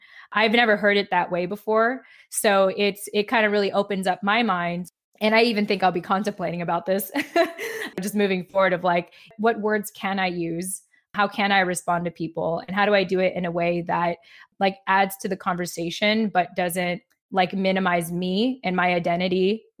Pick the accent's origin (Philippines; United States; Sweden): Philippines; I think for as long as I'm Filipino, which is basically the rest of my life